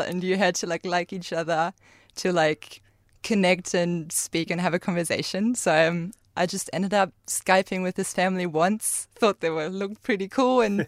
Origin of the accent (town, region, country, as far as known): Germany; English is a second language; moved away as an adult; now in Karratha, Australia